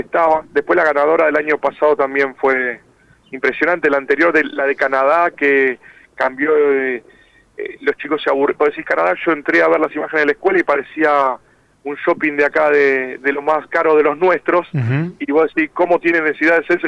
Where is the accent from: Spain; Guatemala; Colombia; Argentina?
Argentina; somos siete los argentinos